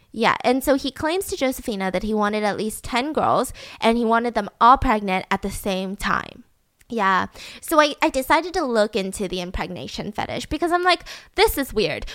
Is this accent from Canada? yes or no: no; the South, United States; I grew up in the South, so, like, there's a lot of basements